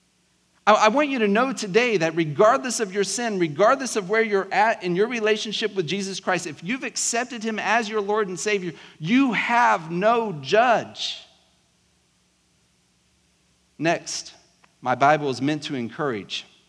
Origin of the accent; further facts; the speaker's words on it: South Georgia, United States; accent: southern South Georgia; I grew up in South Georgia, so every now and then, like, my really southern South Georgia slang can come out